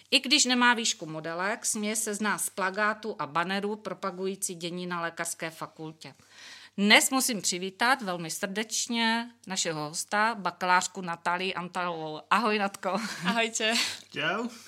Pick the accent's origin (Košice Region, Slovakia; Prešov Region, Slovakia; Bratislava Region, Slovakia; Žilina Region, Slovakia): Bratislava Region, Slovakia; Bratislava; moved away as an adult; now in Brno, Czech Republic; ja pochádzam z Bratislavy